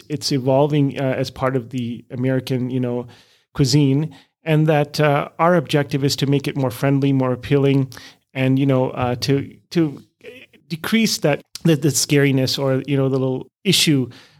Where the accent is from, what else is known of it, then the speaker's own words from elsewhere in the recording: Canada; also born or lived in India / Europe; now in Minnesota, United States; I was born in India, but never really lived in India. I grew up in Canada and Europe for most of my schooling, and ended up meeting a lovely lady here in Minnesota who happened to be South African.